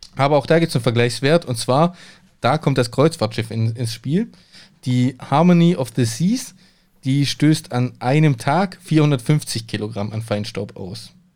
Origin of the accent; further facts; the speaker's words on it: a village near Hechingen, Baden-Württemberg, Germany; now in Cologne, Germany; Bei uns, wo ich aufgewachsen bin, auf dem Dorf